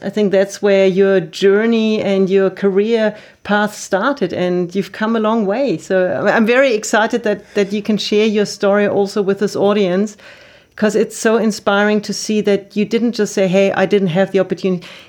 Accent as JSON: {"language": "English", "country": "Germany", "said": "I'm from Germany"}